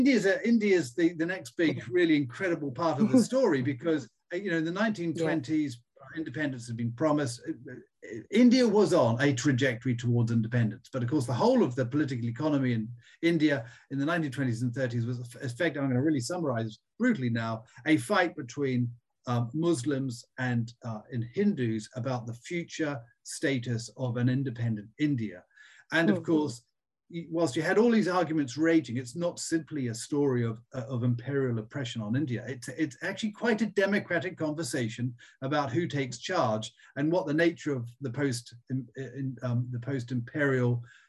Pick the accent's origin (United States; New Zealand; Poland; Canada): New Zealand; also born or lived in Australia; I mean, I was brought up in New Zealand and Australia, and I went to boarding school in Australia.